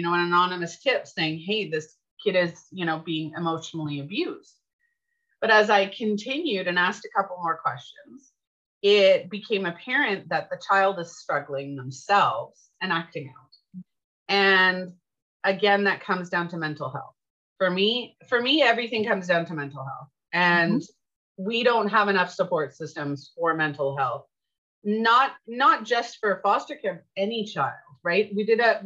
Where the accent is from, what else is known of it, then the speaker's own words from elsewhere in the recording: Canada; I'm Canadian